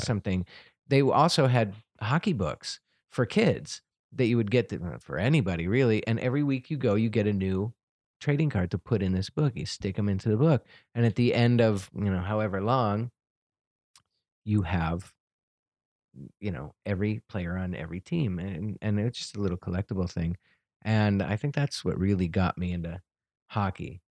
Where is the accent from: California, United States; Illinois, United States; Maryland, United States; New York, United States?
New York, United States; I grew up in New York